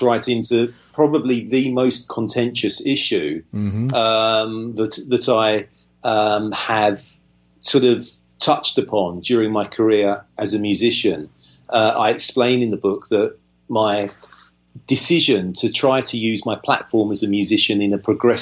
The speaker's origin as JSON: {"language": "English", "town": "Southend-on-Sea", "region": "East of England", "country": "United Kingdom", "tie": "born or raised there", "also_born_or_lived": "East London", "said": "I grew up in a slightly at the time a slightly shabby seaside town called Southend-on-Sea"}